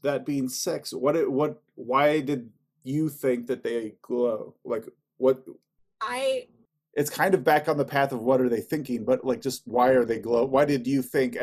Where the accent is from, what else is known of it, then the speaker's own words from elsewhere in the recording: Oregon, United States; moved away; also born or lived in Chicago; when I grew up in Oregon